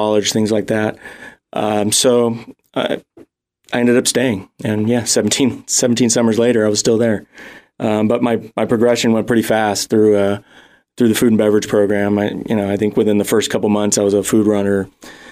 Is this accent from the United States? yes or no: yes; Northern California, United States; I grew up in Northern California